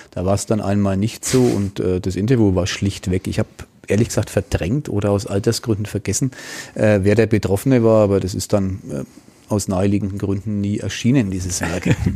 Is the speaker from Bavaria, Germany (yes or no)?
yes; Franconia, Bavaria, Germany; accent: Franconian; meinen fränkischen Dialekt